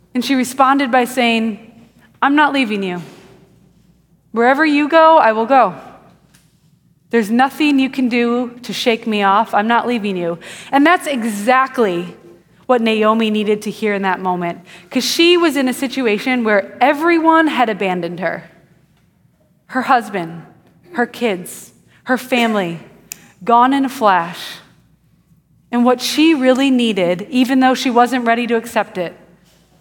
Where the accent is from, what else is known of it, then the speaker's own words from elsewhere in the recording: Wisconsin, United States; now in Houston, United States; I grew up in Wisconsin, and my family built a house when I was 3 years old. And I grew up in that house